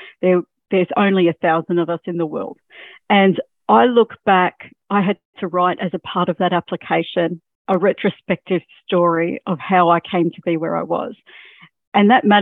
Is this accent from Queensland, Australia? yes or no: yes; Mackay, Queensland, Australia; also born or lived in Rockhampton; now in Sunshine Coast, Australia; I actually was born and bred in Mackay